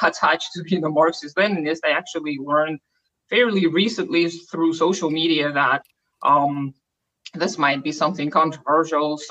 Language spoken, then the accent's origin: English; Almaty, Kazakhstan; first language Russian; English is a second language; I am from Kazakhstan, from Almaty, which used to be our capital.